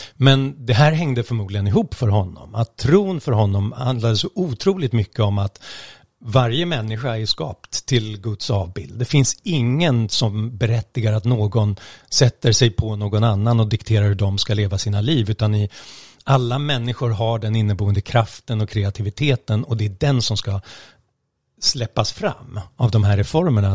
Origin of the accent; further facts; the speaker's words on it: Stockholm, Stockholm County, Sweden; jag är stockholmare